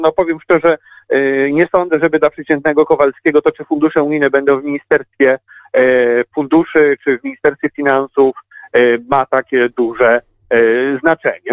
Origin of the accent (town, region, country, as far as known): Łódź, Łódź Voivodeship, Poland